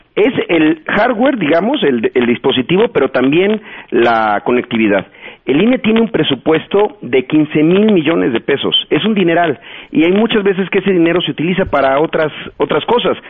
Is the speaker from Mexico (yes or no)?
yes; Chiapas, Mexico; yo soy de Chiapas